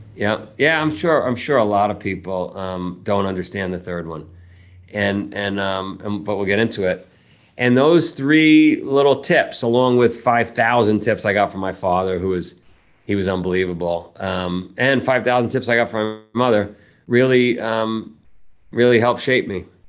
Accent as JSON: {"language": "English", "town": "New York City", "region": "New York", "country": "United States", "tie": "born or raised there", "also_born_or_lived": "Vermont", "moved": "as an adult", "said": "we grew up, my family lived in Ground Zero for that movie, right, right in Howard Beach"}